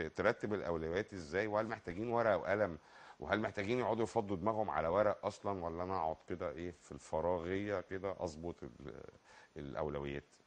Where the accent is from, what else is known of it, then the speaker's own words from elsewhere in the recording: Egypt; احنا عندنا في مصر